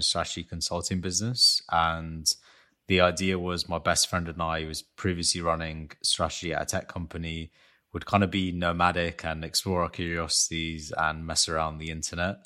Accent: London, United Kingdom; I was born in London to Armenian parents

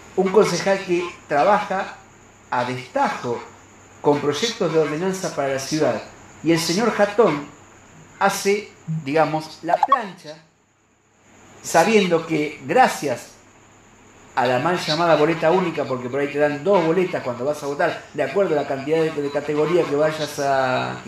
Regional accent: Santa Fe, Argentina; como santafesino

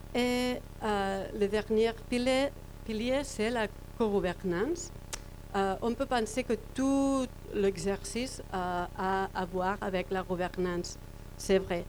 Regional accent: Barcelona, Catalonia, Spain; French is a second language; je viens de Barcelone

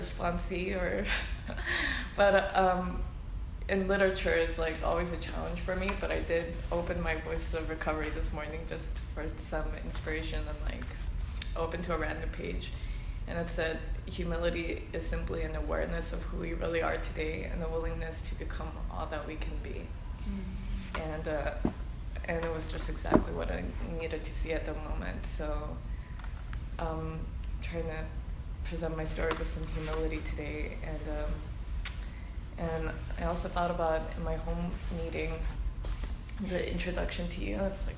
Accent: United States; I'm Korean American

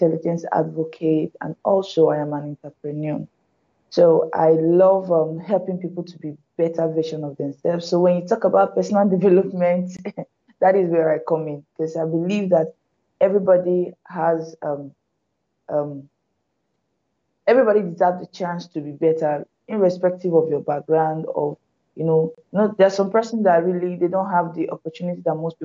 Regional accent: Lagos, Nigeria; also born or lived in Anambra State, Nigeria / Oyo State, Nigeria / Benin City, Nigeria; my family relocated to Lagos. So virtually all my schooling, my primary secondary school was in Benin. Sorry, in Lagos

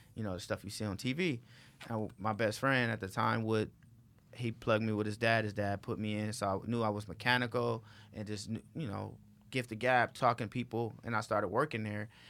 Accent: Los Angeles, California, United States; I'm from Watts

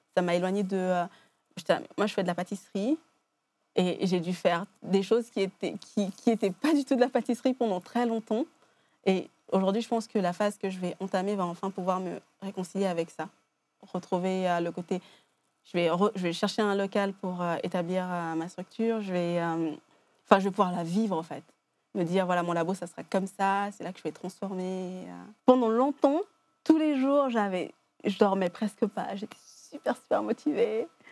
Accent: Geneva, Switzerland; je viens de Genève, j'ai grandi ici

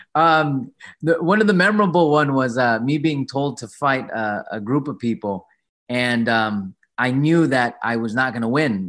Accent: San Diego, California, United States; I was born in San Diego. I'm a proud Filipino American. My mom's from, you know, Pampanga. My dad's from Manila

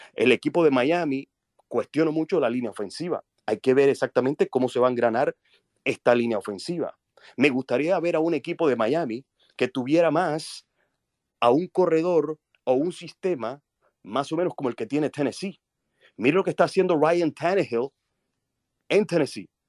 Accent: Colombia; now in United States; Vivo en Estados Unidos desde hace mucho tiempo, aunque nací en Colombia.

